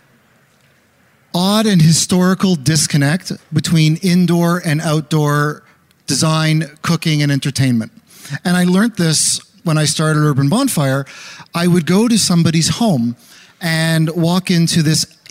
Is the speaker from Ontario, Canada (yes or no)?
no; Montreal, Quebec, Canada; Growing up in Montreal